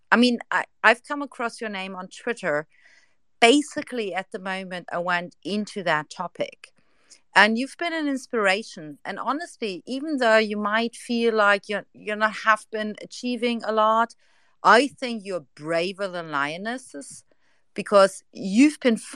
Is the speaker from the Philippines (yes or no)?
no; Australia; I have a few colleagues, I'm in science from Australia